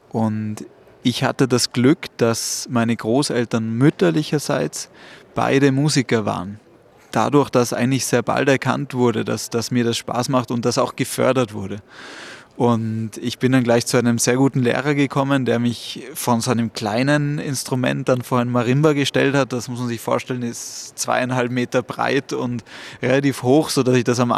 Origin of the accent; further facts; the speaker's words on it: Salzburg, Austria; dementsprechend bin ich eben in Salzburg geboren und aufgewachsen, habe aber weiterhin auch Familie in Luxemburg und es ist immer eine große Freude, nach Luxemburg natürlich zu kommen, zu, zu meinen Wurzeln eben.